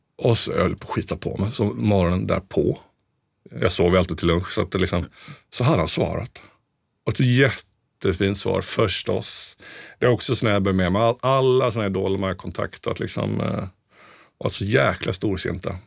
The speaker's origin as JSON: {"language": "Swedish", "town": "Mönsterås", "region": "Kalmar County", "country": "Sweden", "tie": "born or raised there", "also_born_or_lived": "Piteå", "moved": "as an adult", "lives_now": "Stockholm, Sweden", "said": "vi hade en jättefin musikaffär där vi kommer från i Mönsterås"}